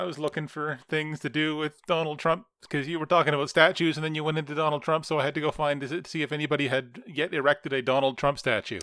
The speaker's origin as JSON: {"language": "English", "country": "Canada", "said": "as a Canadian."}